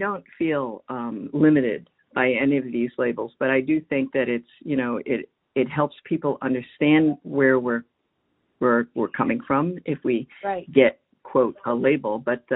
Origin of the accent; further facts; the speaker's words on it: United States; I'm Chinese American, you know, or the daughter of immigrants who happen to be from China.